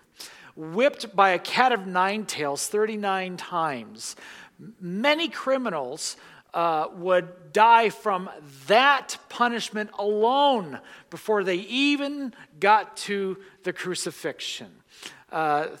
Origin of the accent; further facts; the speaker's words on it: United States; American Christians